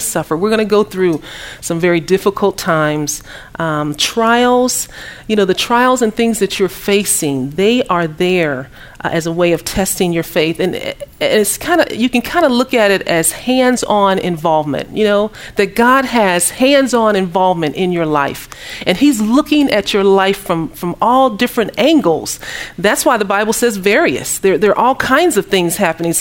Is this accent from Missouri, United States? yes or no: yes; Kansas City, Missouri, United States; moved away as an adult; also born or lived in Dallas, Texas; I'm from Kansas City, Missouri.